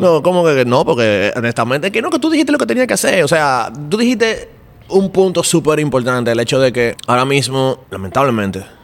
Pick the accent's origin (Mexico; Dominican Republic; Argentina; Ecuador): Dominican Republic; soy de República Dominicana